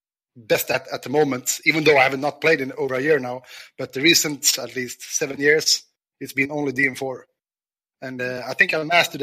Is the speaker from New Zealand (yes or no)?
no; Stockholm, Stockholm County, Sweden; also born or lived in Värmland; I was born and raised in Stockholm